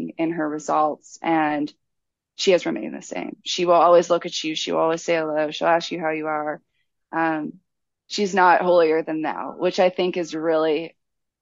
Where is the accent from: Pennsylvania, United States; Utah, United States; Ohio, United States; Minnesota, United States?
Pennsylvania, United States; Pittsburgh; now in Charleston, United States; I grew up in Pittsburgh